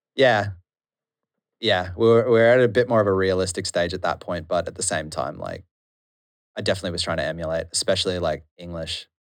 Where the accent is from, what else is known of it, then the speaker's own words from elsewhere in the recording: Noosa, Queensland, Australia; moved away as an adult; now in Melbourne, Australia; growing up in Noosa is boring and amazing at the same time